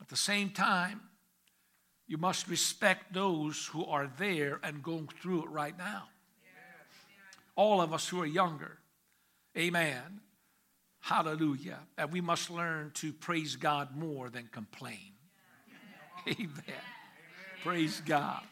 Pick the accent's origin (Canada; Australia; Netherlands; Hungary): Hungary; moved away; I was born in Hungary, the nation of Hungary